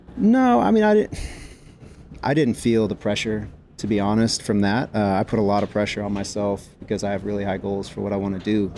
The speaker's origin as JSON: {"language": "English", "town": "San Jose", "region": "California", "country": "United States", "tie": "born or raised there", "said": "I grew up in San Jose, California. Uh, I was born at Stanford Hospital"}